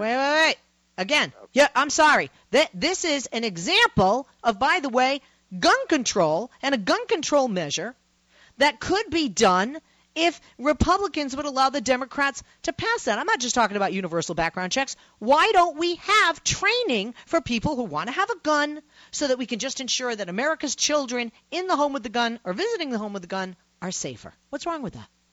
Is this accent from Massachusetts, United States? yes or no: yes; Massachusetts, United States; moved away; I'm from Massachusetts originally